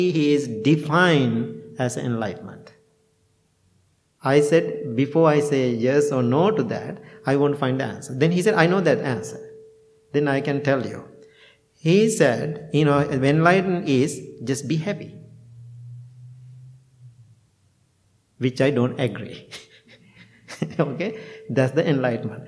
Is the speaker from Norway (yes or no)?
no; near Peradeniya, Central Province, Sri Lanka; moved away; University of Peradeniya, you know, in the very close to my hometown.